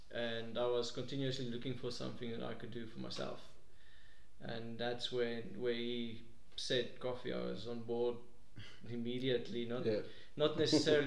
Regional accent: Pretoria, Gauteng, South Africa; I'm a guy from Pretoria

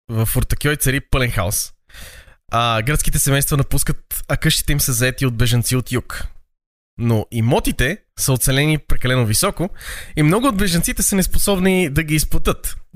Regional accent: Sofia, Sofia City, Bulgaria; born or raised there

